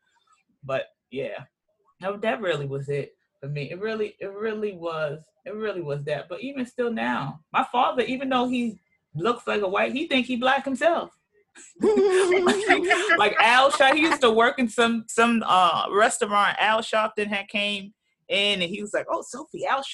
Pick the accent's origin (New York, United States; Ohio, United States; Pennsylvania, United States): New York, United States; New York City; I was born in Brooklyn, downtown Brooklyn, Brooklyn Heights is what it was called back in the day.